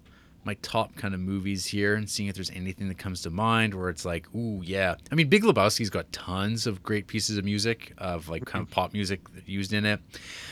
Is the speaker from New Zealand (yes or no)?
no; Netherlands; I'm actually from the Netherlands, the country known for The Vanishing and Verhoeven.